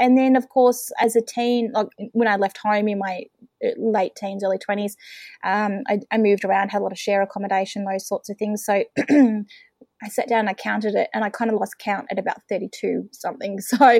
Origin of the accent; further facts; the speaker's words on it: Melbourne, Victoria, Australia; also born or lived in Western Australia; now in Bairnsdale, Australia; So I am originally from Melbourne. I spent some time living in WA for a few years as a kid and wound back in Victoria. Now living in East Gippsland, which is regional Victoria, about 3.5 hours away from Melbourne.